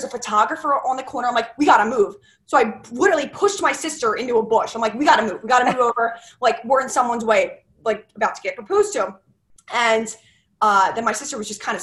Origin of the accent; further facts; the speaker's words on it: Medford, New Jersey, United States; moved away as an adult; also born or lived in Maryland; now in Philadelphia, United States; I'm actually from South Jersey, Medford area, and I moved to Philadelphia about 3 years ago